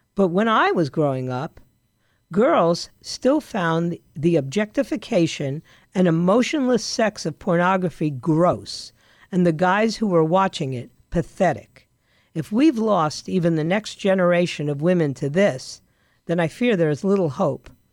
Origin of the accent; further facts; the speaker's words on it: New York, United States; I grew up in New York